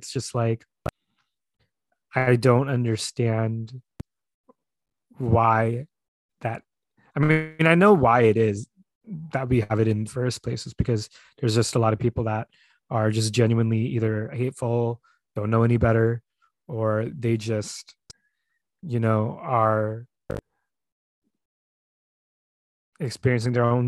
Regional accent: Philippines; born there; And I'm like, girl, I was born in the Philippines. Don't play with me. I'm very much as Filipino as you are.

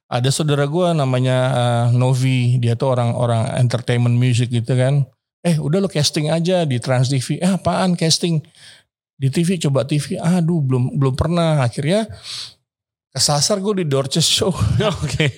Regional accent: Indonesia; saya dari Indonesia

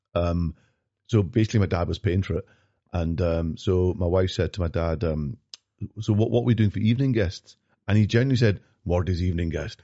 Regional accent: Glasgow, Scotland, United Kingdom; also born or lived in London; I grew up in North Glasgow

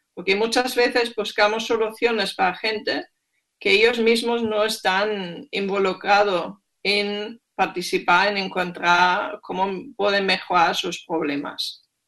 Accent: Germany; Spanish is a second language; moved away; soy alemana y soy bastante directa

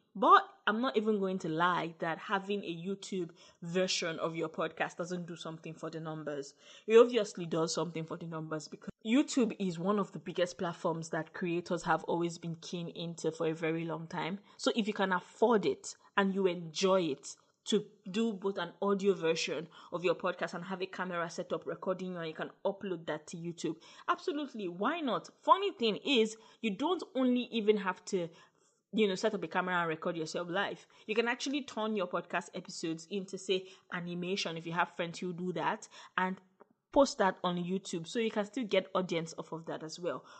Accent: Nigeria; as a Nigerian podcaster

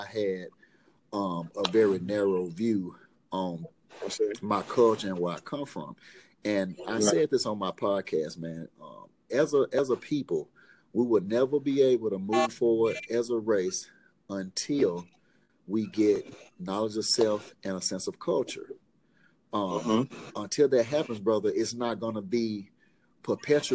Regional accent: Memphis, Tennessee, United States; I'm from Memphis

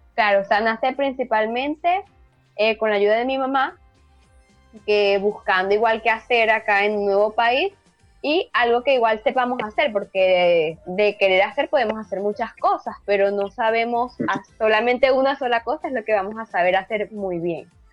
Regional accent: Acarigua, Portuguesa, Venezuela; now in Chile; en Venezuela y en Acarigua, que es de donde yo soy, de Estado Portuguesa

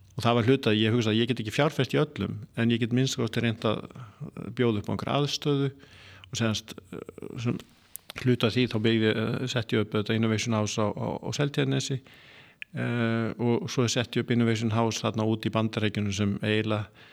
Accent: Iceland; moved away; also born or lived in Norway; fættur alveg upp á Íslandi, eh, ég er með íslenskan passa

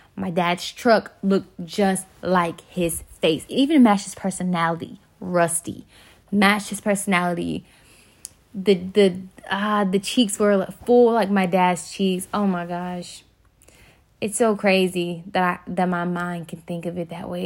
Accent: Birmingham, Alabama, United States; I'm from Birmingham, Alabama

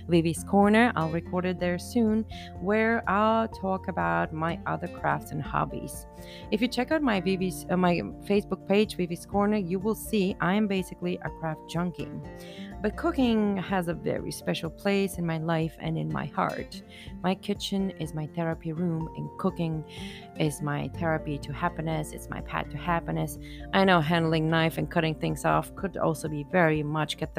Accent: Bulgaria; I am from Bulgaria and during my childhood, we were in socialism

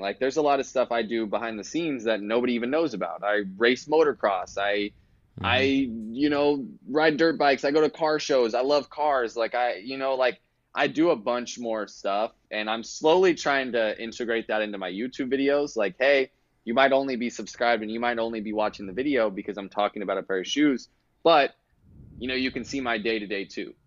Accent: Kansas City, United States; I'm from Kansas City

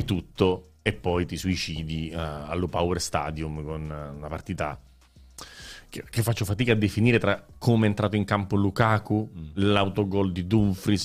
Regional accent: Rome, Lazio, Italy; io vengo da Roma, l'ho vissuta a Roma

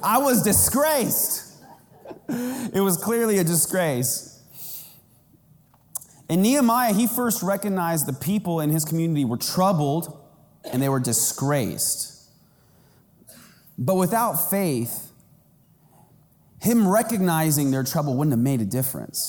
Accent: Kansas, United States; I was growing up in Kansas and we had a community pool

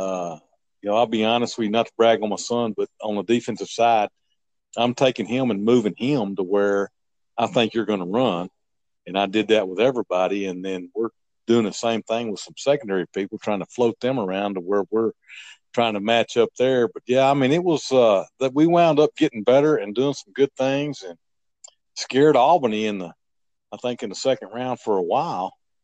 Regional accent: Iran; English is a second language; Walking out there, you know, we're from Iran. We don't have a clue how to get around anything

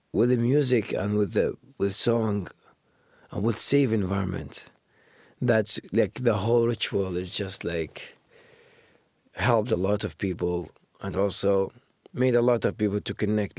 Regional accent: Baghdad, Baghdad Governorate, Iraq; English is a second language; moved away as an adult; now in Canada; I grew up in Baghdad

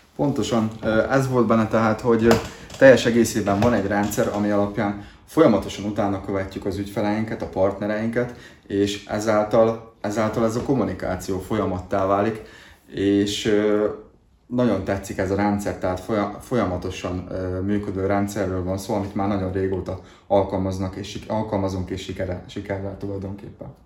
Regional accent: Dunajská Streda area, Trnava Region, Slovakia; felvidéki lakos, Dunaszerdál környékéről származok

